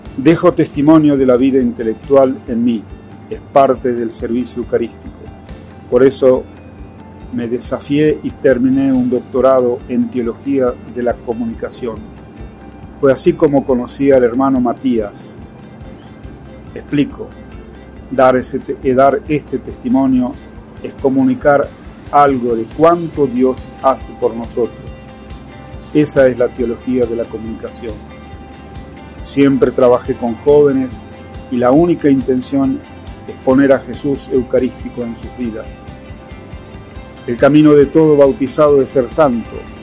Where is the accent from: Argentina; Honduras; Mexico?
Argentina; Nogoyá, Entre Ríos; now in Buenos Aires, Argentina; Nací en Entre Ríos, Argentina.